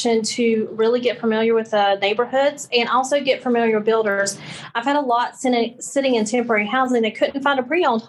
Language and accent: English; North Carolina, United States; moved away as an adult; now in Mississippi, United States; I'm from North Carolina